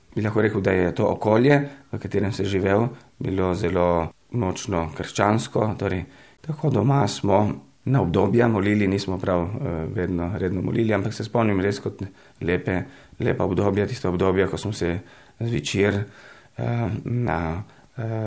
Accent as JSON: {"language": "Slovenian", "country": "Italy", "tie": "born or raised there", "moved": "as an adult", "lives_now": "Maribor, Slovenia", "said": "sem rojen v Italiji že davnega leta 1970."}